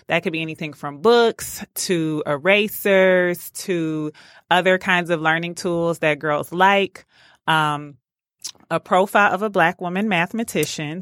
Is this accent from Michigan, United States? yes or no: yes; Detroit, Michigan, United States; growing up in Detroit, I was a part of a program called DAPSEP